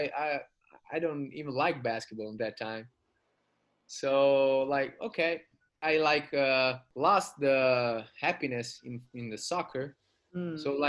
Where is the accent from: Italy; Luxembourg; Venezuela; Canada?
Italy; Rome, Lazio; now in Sardinia, Italy; I was born in Rome